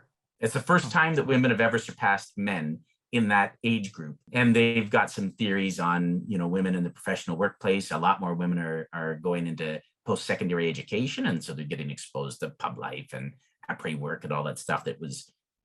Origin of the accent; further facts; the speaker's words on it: Lucan, Ontario, Canada; I grew up in Southern Ontario in a town called Lucan